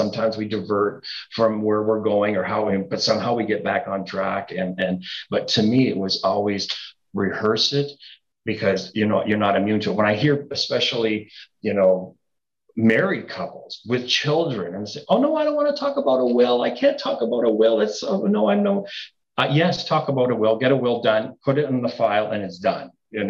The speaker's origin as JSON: {"language": "English", "town": "Niagara Falls", "region": "Ontario", "country": "Canada", "tie": "born or raised there", "also_born_or_lived": "Toronto", "said": "I was born and raised in Niagara Falls. Mm-hmm. I moved to Toronto, lived there 36 years, and then I just came back home."}